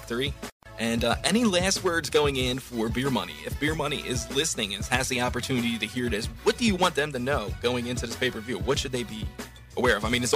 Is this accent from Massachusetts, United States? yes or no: no; Philadelphia, Pennsylvania, United States; I'm from the Philadelphia area